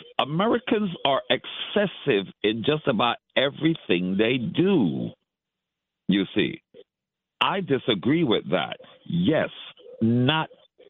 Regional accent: Panama; now in Brooklyn, United States; I'm from Panama.

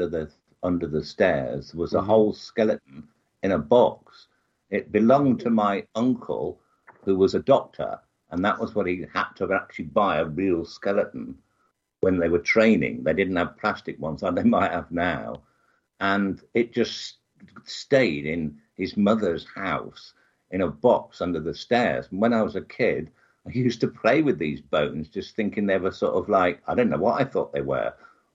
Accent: Birmingham, West Midlands, United Kingdom; Birmingham, which is smack bang in the middle of England.

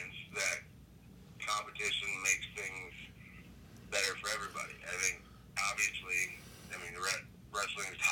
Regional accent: Cincinnati, Ohio, United States; my hometown arena

